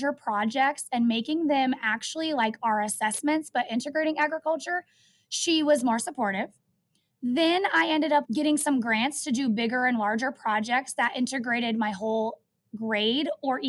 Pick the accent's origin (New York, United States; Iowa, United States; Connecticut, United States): Iowa, United States; Van Wert; also born or lived in Maryville, Missouri; I actually was born and raised right here around Southern Iowa in Van Wert, Iowa